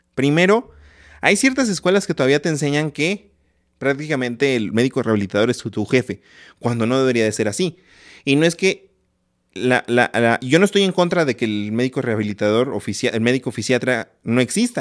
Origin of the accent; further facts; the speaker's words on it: Ciudad Valles, San Luis Potosí, Mexico; moved away as an adult; now in Mexico City, Mexico; en el lugar donde yo nací, en Ciudad Valle, San Luis Potosí